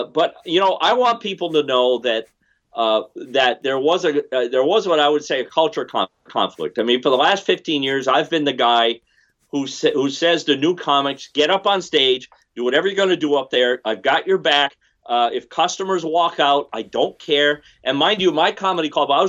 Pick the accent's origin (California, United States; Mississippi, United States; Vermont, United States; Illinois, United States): Vermont, United States; I come from Vermont, right? Vermont's a very small state